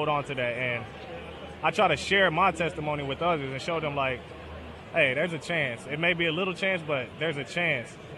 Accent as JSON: {"language": "English", "region": "Northern Kentucky", "country": "United States", "said": "I'm from north of Kentucky, right across the bridge from Cincinnati."}